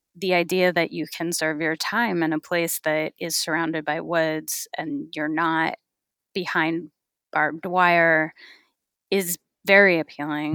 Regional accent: California, United States; I grew up in California

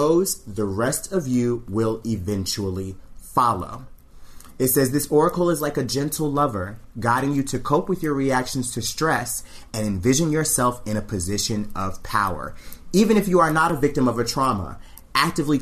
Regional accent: the South, United States; I'm from the South

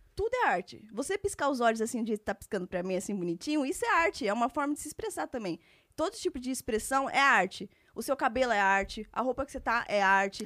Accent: São Paulo, Brazil; Eu sou de São Paulo, é, nasci e que fui criada aqui até então

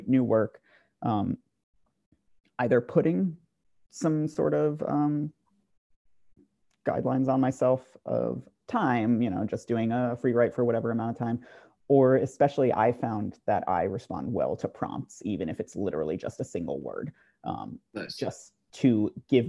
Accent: New Jersey, United States; my hometown in New Jersey

